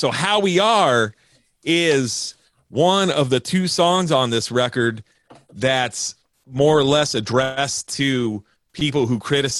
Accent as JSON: {"language": "English", "region": "West Coast", "country": "United States", "said": "well, I'm from the West Coast, so maybe you have this there, but we don't have basement shows here."}